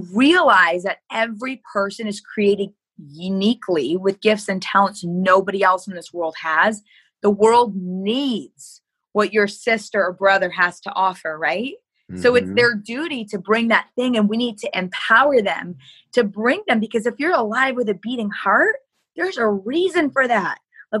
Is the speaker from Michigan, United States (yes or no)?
yes; Michigan, United States; And so that's where I came from Michigan.